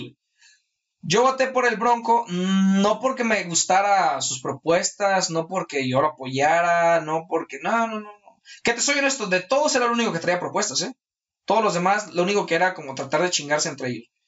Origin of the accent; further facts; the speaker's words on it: Mexico; es mi responsabilidad como mexicano